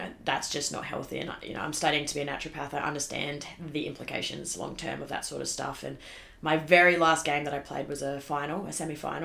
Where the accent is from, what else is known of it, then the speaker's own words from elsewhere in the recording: Darwin, Northern Territory, Australia; I grew up in Darwin